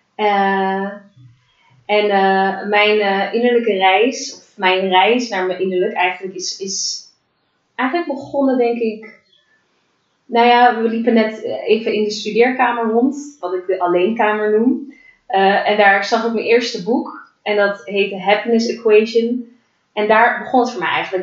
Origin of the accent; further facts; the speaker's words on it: The Hague, South Holland, Netherlands; En ik ben eh, geboren en getogen in Den Haag